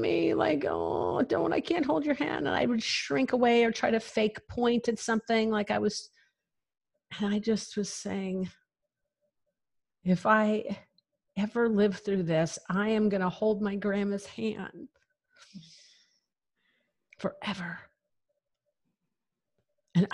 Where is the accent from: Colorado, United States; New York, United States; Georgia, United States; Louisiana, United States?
Colorado, United States; near Rye; moved away; I'm like from like 20 minutes from there. I'm like from literally the middle of nowhere on the Santa Isabel National Forest